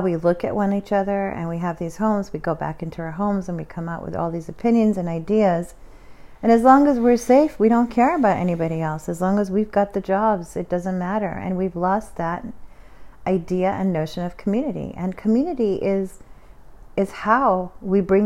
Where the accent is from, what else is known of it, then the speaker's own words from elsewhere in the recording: United States; as an American